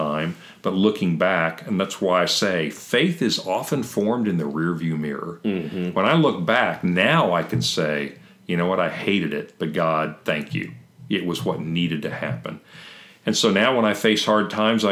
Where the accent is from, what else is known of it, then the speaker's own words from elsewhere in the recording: Kentucky, United States; I'm a hillbilly from Kentucky